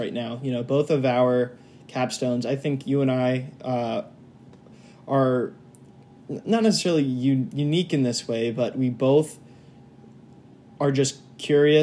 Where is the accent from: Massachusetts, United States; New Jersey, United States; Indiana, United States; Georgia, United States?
Indiana, United States; Indianapolis; moved away as an adult; now in Ohio, United States; I'm from Indianapolis, Indiana. Now I'm at the ICC in Ohio.